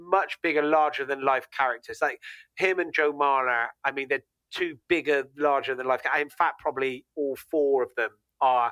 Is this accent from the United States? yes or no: no; Gloucester, South West England, United Kingdom; I'm from Gloucester